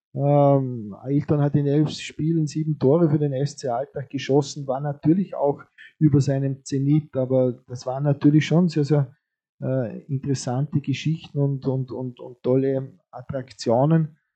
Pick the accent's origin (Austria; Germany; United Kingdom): Austria; Vorarlberg; liegt uns äh, als Vorarlberger natürlich auch am Herzen